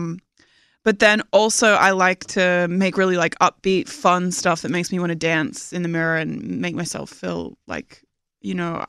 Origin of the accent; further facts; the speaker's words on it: Australia; moved away; I'm from Australia